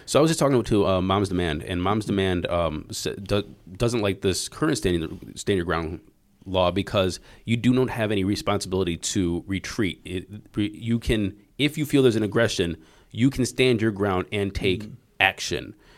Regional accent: United States; moved away as an adult; also born or lived in China / Taiwan / Hong Kong / Singapore; I'm American

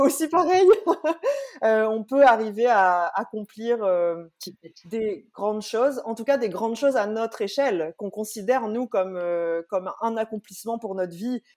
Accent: Réunion; quand on vient de la Réunion

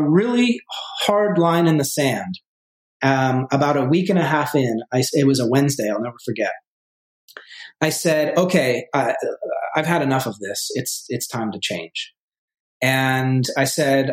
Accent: Vermont, United States; moved away as an adult; also born or lived in New York City; I grew up originally in Vermont, in a small town, 2,000 people in Vermont

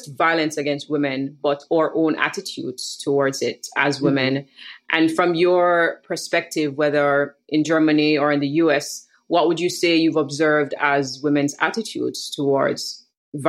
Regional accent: Jamaica; also born or lived in Kingston, Jamaica; a millennial Jamaican woman living in Kingston

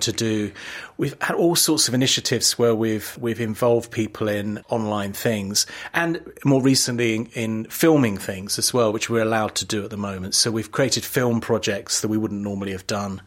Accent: London, United Kingdom; I was born in London, East yeah. London, a very ordinary working class family, but my parents loved theatre and they took me always in the cheapest seats

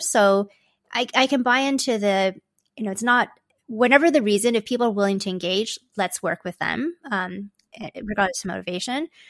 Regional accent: Toronto, Ontario, Canada; also born or lived in Hong Kong; My parents and I moved here when I was just a baby. So I feel like I grew up in Canada, although technically I was an immigrant.

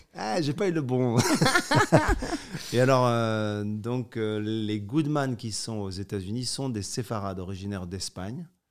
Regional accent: Morocco; Je suis né au Maroc

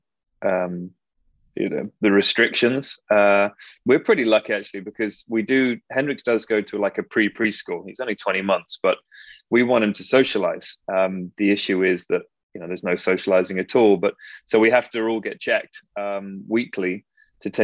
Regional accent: Frome, South West England, United Kingdom; moved away as an adult; now in California, United States; I'm a country bumpkin. I'm from Somerset, and it's stunning down there

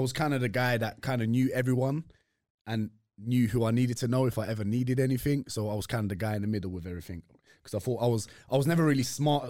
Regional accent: London, United Kingdom; I was just raised in East London, East and North London

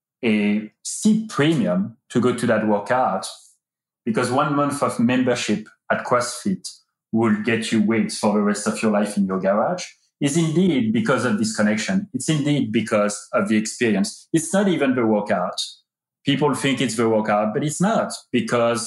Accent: France; moved away as an adult; also born or lived in United Kingdom; now in United States; I was born in France and I've been living in the United States for 13 years

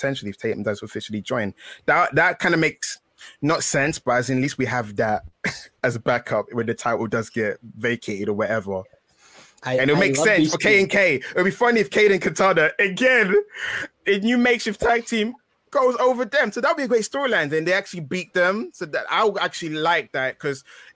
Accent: England, United Kingdom; I am English

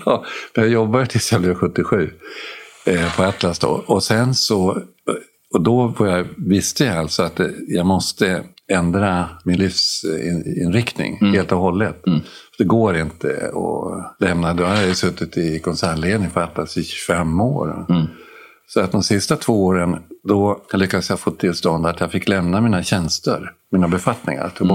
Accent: Sweden

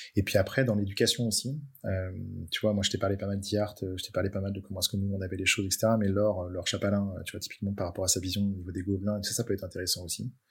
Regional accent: Brittany, France; now in Nantes, France; chez moi en Bretagne

